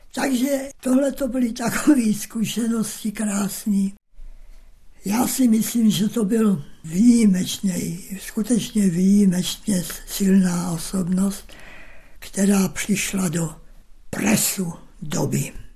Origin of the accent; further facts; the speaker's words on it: Sečovce, Košice Region, Slovakia; Narodil jsem se v Sečovcích na Slovensku